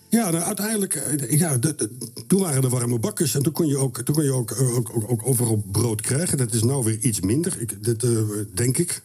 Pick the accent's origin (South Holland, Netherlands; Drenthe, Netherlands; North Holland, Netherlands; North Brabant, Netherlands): South Holland, Netherlands; Rotterdam; also born or lived in Wageningen; Wij woonden, wij gingen verhuizen van Wageningen, waar ik geboren ben, naar Rotterdam in een industriegebied